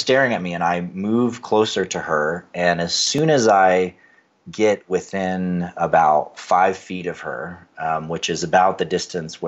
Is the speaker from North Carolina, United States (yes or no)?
yes; Western North Carolina, United States; I grew up in Western North Carolina